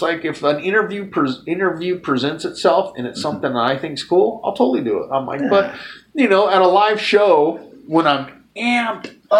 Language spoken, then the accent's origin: English; Lynwood, California, United States; moved away as an adult; also born or lived in Los Angeles County, California; now in Seattle, United States; I was born in Linwood, California. Lived in L.A. County till I was 39.